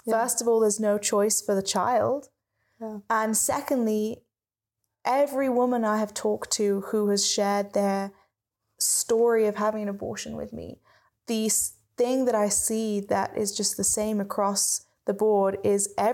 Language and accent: English; United Kingdom; And when we lived in the UK, because we're British, yes. um, you can't tell by the accent.